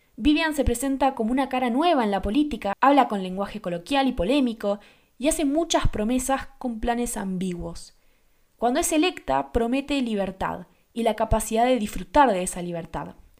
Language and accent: Spanish; Argentina; yo soy de Argentina